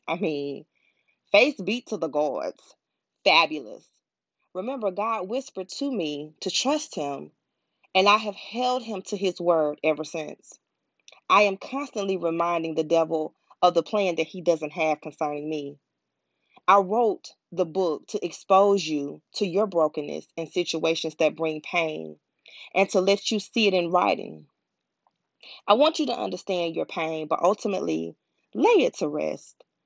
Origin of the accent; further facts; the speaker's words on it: Pensacola, Florida, United States; moved away as an adult; also born or lived in Atlanta, Georgia; I was born and raised in Pensacola, Florida